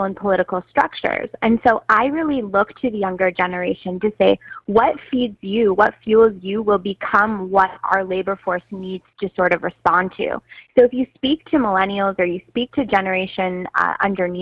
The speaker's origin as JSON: {"language": "English", "town": "Toronto", "region": "Ontario", "country": "Canada", "tie": "born or raised there", "said": "I grew up in Toronto"}